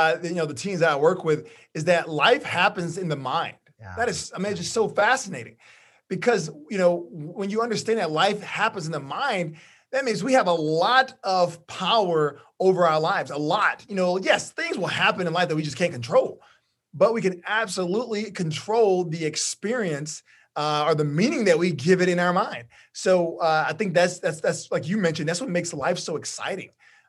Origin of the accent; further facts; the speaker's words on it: Orange, Texas, United States; I'm from Orange, Texas, which is very close to Louisiana, yeah.